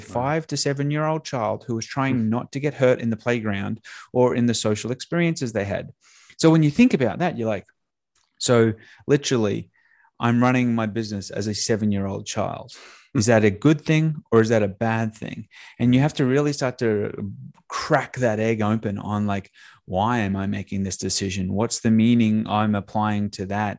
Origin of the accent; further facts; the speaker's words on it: Australia; now in Tampa, United States; I'm an Australian that now lives in, uh, t, uh, Tampa, Florida.